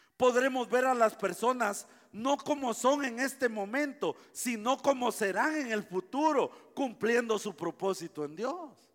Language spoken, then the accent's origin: Spanish; Guatemala; yo soy guatemalteco